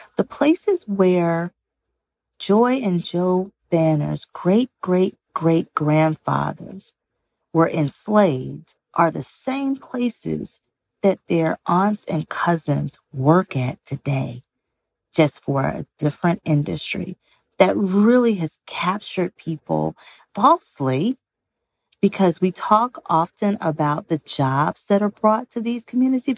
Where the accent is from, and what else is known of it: Greenville, Mississippi, United States; born or raised there